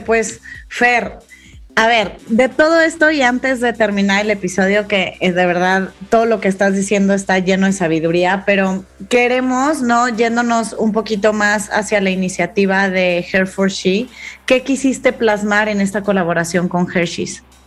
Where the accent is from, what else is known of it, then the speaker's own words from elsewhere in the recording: Mexico; como mexicana, como mujer